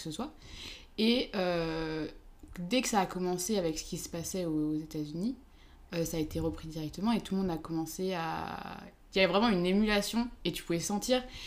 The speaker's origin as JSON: {"language": "French", "country": "France", "also_born_or_lived": "Switzerland / Lyon", "said": "je suis française"}